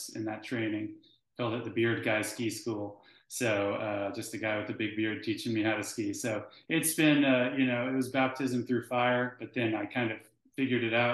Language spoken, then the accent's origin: English; Alaska, United States; I grew up in Alaska around a lot of snow sports and skiing